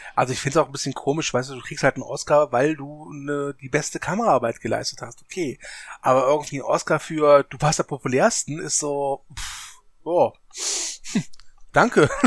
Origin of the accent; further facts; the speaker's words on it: Germany; als Deutscher